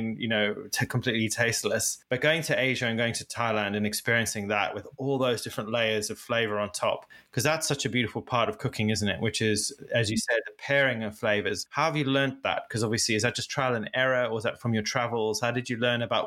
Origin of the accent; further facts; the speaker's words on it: Zimbabwe; now in United Kingdom; I didn't grow up in the UK. I grew up in Africa and Zimbabwe